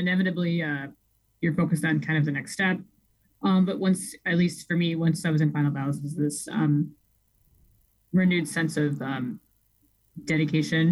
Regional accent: Rockford, Illinois, United States; born and raised in Rockford, Illinois, where I was raised Catholic

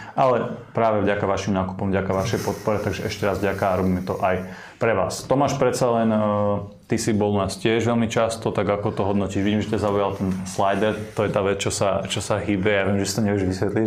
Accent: eastern Slovakia, Slovakia; my všetci traja sme z východu, sme východňari

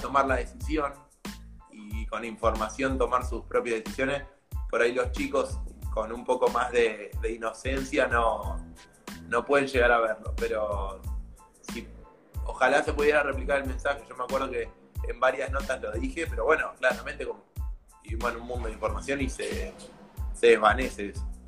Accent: Argentina; en un país como Argentina, que por ahí estamos limitados en los recursos

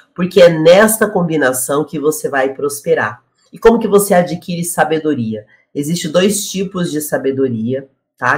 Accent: Curitiba, Paraná, Brazil; moved away; ele é de Curitiba e eu também sou de Curitiba.

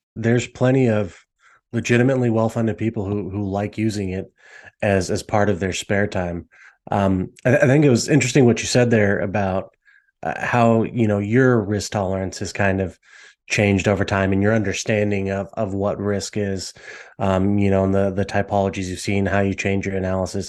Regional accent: Las Vegas, Nevada, United States; growing up in Vegas, being used to Vegas casinos and the, the style resorts we have

